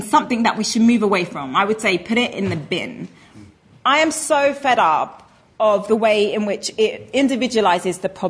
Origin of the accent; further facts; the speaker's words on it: England, United Kingdom; I was born in England and not Pakistan